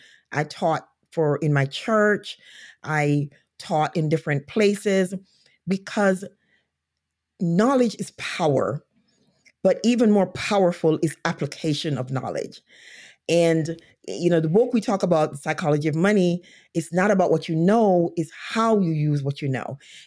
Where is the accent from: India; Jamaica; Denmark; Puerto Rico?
Jamaica; now in United States; I came to this country from Jamaica, went to college, and then I was hired and went to a state where I did not know anyone.